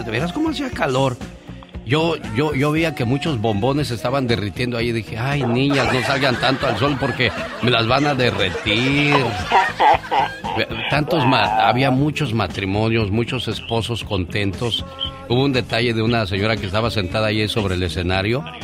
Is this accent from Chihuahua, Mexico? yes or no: yes; Chihuahua, Mexico; now in United States; Un día salí de Chihuahua, pero Chihuahua nunca salió de mí. Oye, a propósito de estados, me acuerdo cuando llegué a California.